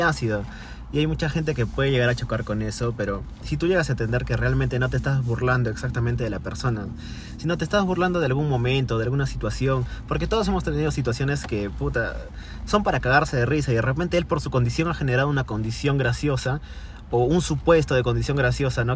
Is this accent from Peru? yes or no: yes; Peru; nosotros que somos peruanos